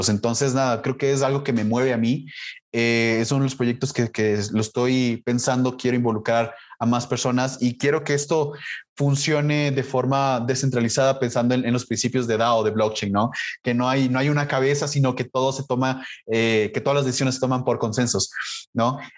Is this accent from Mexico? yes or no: no; Colombia; now in Ecuador; yo soy migrante, yo soy colombiano, a pesar de que no tengo el acento, es porque vivo más de 20 años aquí. Pero yo soy colombiano, hice toda mi vida en Ecuador